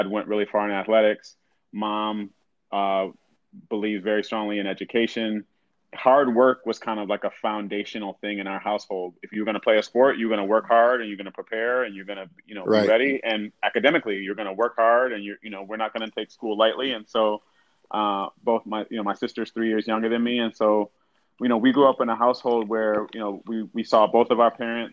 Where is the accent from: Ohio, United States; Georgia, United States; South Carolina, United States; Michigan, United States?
Michigan, United States; West Bloomfield; also born or lived in Southfield, Michigan; grew up in suburbs of Detroit. So, originally lived in Southfield. Then moved out to even a little bit further out suburb, West Bloomfield